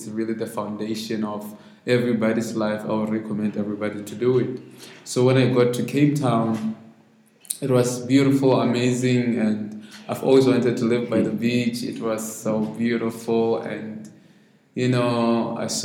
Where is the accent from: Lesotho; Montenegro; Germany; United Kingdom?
Lesotho; Maseru, Maseru District; I grew up in Mafeteng district for some time before I could move to the city, Maseru. But I stayed most of my time in Maseru